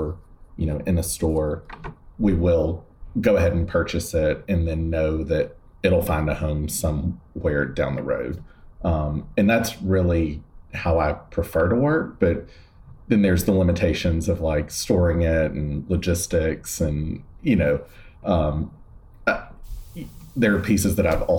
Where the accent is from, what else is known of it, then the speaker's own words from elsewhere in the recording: West Point, Georgia, United States; moved away as an adult; now in New York, United States; we have a building in my hometown